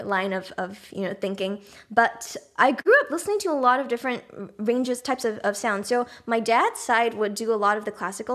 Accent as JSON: {"language": "English", "country": "Singapore", "tie": "born or raised there", "moved": "yes", "said": "I grew up in Singapore, but half of my family, my dad's side is actually from the Netherlands"}